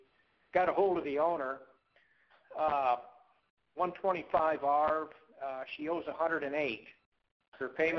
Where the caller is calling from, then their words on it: Texas, United States; I'm in Texas, Scott.